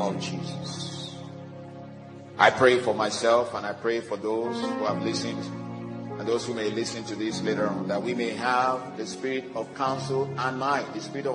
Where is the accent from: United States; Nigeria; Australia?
Nigeria; I'm from Nigeria, and unfortunately, that place is collapsing